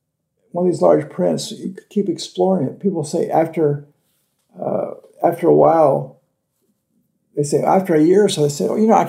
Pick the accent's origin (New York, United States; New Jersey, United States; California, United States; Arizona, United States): California, United States; now in Florida, United States; I'm from California.